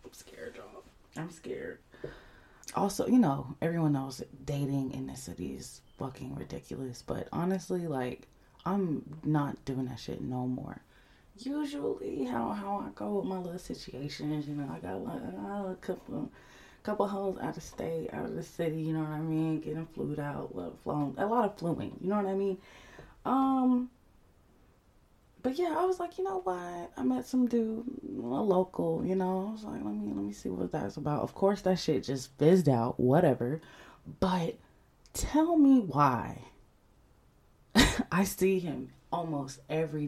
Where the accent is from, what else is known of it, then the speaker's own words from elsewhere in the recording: Atlanta, Georgia, United States; I'm Somali American, born and raised on the south side of Atlanta